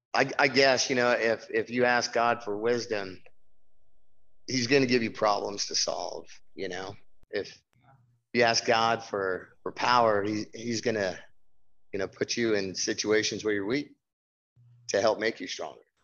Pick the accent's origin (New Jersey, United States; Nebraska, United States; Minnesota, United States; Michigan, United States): Nebraska, United States; moved away as an adult; also born or lived in Reno, Nevada; born and raised in Nebraska